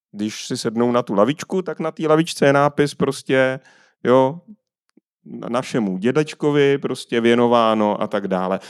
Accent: Czechia; my jako Češi i národ

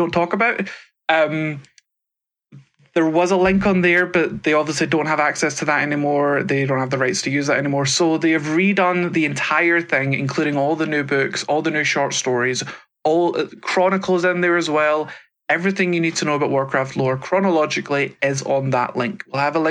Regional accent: Scotland, United Kingdom; accent: British

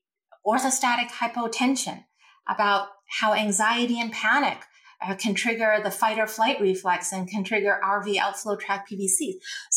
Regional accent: India; And you and I, we're from India, and you know our culture invented yoga.

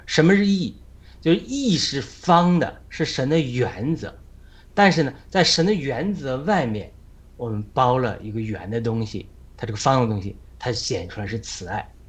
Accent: China; 我们中国人能做到外圆内方

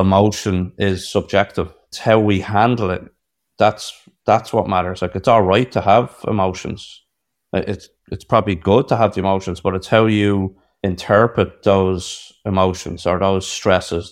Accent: Ireland; I'm in New York, I'm an Irish man

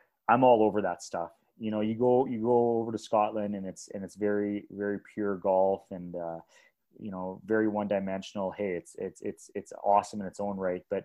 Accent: Edmonton, Alberta, Canada; I was from Edmonton, Alberta

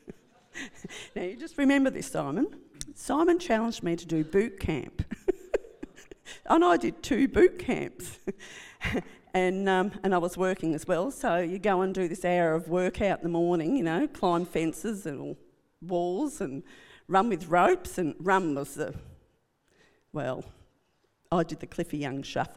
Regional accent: rural western Victoria, Australia; born or raised there; also born or lived in Melbourne, Australia

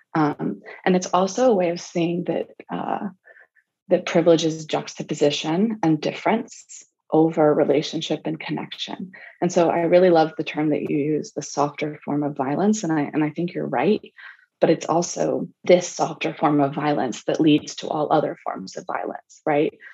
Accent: the South, United States; I grew up in the South

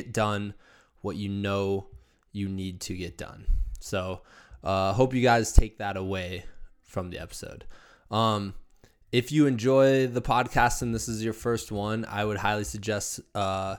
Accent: Iowa, United States; moved away; my home state of Iowa

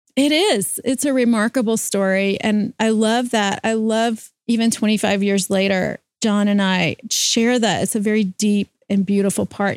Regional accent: Louisiana, United States; I grew up in Louisiana

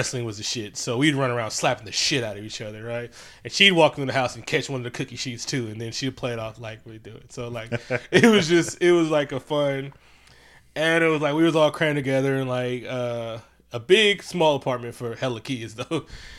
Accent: Oakland, California, United States; also born or lived in Concord; I was born and raised in Oakland. Lived in Concord for 3 years, then moved back to Oakland. I've only ever lived in Oakland and Concord. Funny part, in Oakland, I've only ever lived in the 80s blocks.

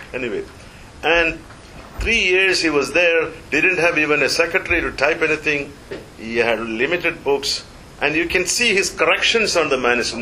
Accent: India; moved away; I was brought up in the Nehruvian era

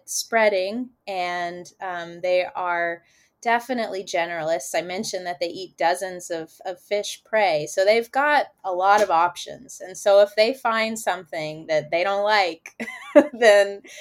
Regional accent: Kentucky, United States; I was born in Kentucky, landlocked Kentucky

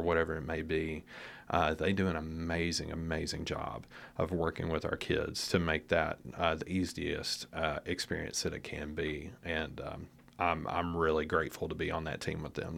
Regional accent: Nashville, Tennessee, United States; moved away as an adult; now in Lexington, United States; originally from the Nashville area

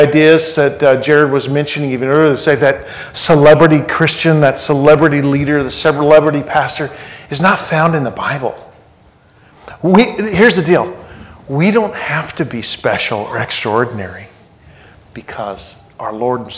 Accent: Nashville, Tennessee, United States; I'm from Nashville, and we're there in this Music City

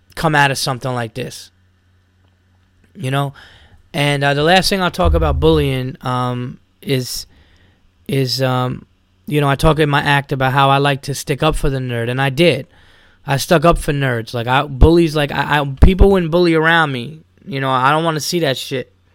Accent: Yonkers, New York, United States; I grew up in Westchester County, New York

